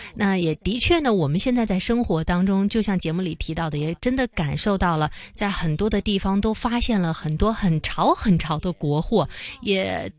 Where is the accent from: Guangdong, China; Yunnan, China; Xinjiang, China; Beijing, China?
Beijing, China; 作为一个北京人啊，从小在北京长大的